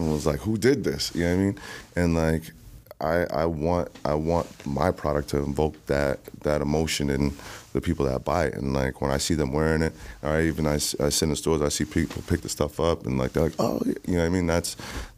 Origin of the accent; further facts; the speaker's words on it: Jamaica; I'm Jamaican